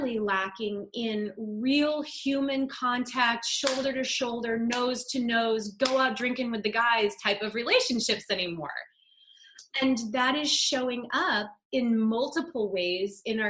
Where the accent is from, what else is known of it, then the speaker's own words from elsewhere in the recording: Ohio, United States; also born or lived in New England / Arizona; now in California, United States; I grew up in Ohio.